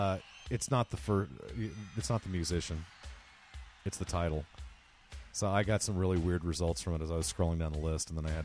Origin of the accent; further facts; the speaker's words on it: Norman, Oklahoma, United States; moved away; I grew up in Norman, Oklahoma. I didn't grow up in the big city